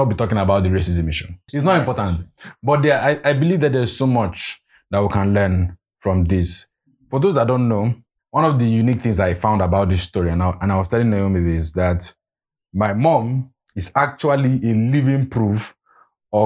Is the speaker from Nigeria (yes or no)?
yes; Nigeria; as an African, as a Nigerian, as an Igbo man